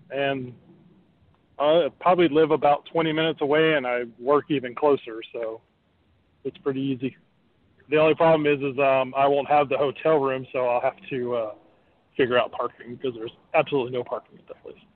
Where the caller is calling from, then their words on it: Orlando, Florida, United States; Hey, guys … from Orlando.